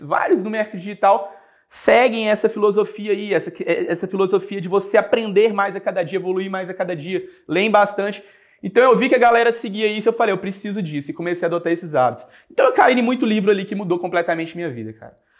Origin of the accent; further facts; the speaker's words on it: Coronel Fabriciano, Minas Gerais, Brazil; Eu sou daqui no interior de Minas, sou de Coronel Fabriciano, nasci lá, cresci lá